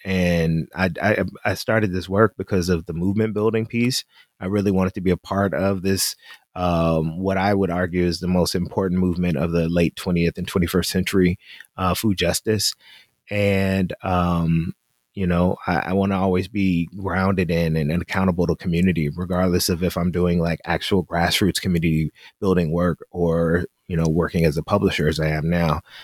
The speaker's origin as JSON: {"language": "English", "town": "Memphis", "region": "Tennessee", "country": "United States", "said": "we're from Memphis"}